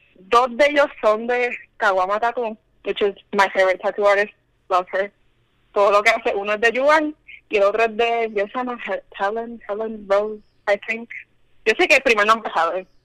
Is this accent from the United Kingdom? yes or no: no; Río Grande, Puerto Rico; yo soy de Río Grande